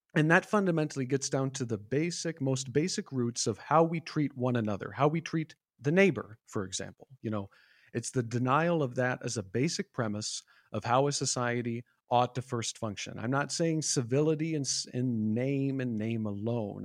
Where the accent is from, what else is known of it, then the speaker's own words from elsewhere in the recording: Iowa, United States; I'm born and raised in the Midwest from Iowa